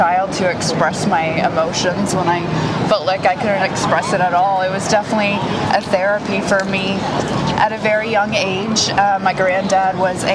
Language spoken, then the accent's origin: English; Knoxville, Tennessee, United States; moved away as an adult; now in Nashville, United States; growing up in Knoxville